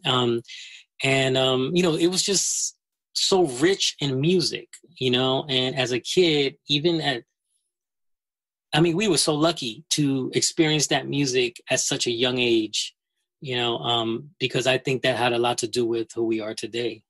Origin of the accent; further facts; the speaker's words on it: New York City, New York, United States; that record store two blocks away because I'm from the Bronx